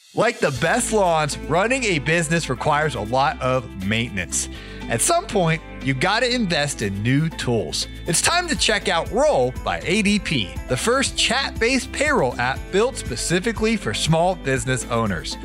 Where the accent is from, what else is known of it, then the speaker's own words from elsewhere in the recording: Ohio, United States; moved away; I'm from Ohio